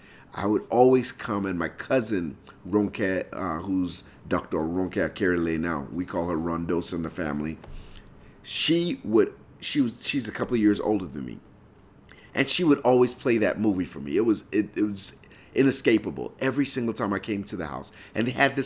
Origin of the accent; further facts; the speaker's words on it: Lagos, Nigeria; moved away; I grew up in Nigeria